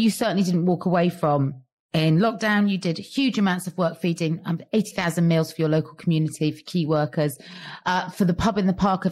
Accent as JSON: {"language": "English", "town": "Cheltenham", "region": "South West England", "country": "United Kingdom", "said": "I'm from the not so pretty side of Cheltenham"}